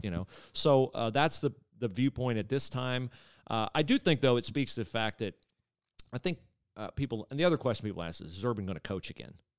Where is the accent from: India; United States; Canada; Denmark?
United States; Western Ohio; moved away; also born or lived in Miami, Florida; I grew up in Western Ohio